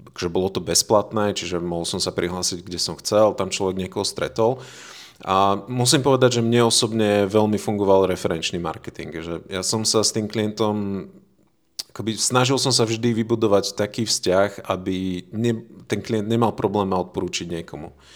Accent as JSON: {"language": "Slovak", "town": "Veľký Krtíš", "region": "Banská Bystrica Region", "country": "Slovakia", "tie": "born or raised there", "also_born_or_lived": "England", "moved": "as an adult", "lives_now": "Žilina, Slovakia", "said": "ja som rodený Slovák z veľkého mesta s názvom Veľký Krtiš"}